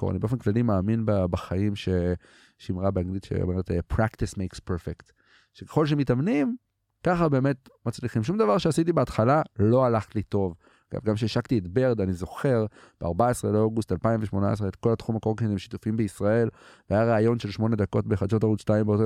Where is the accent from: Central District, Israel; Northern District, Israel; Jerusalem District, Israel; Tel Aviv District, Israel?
Northern District, Israel; Katzrin; גם גדלתי בקצרין, גדלתי אה, בפריפריה, שזו הייתה ילדות מדהימה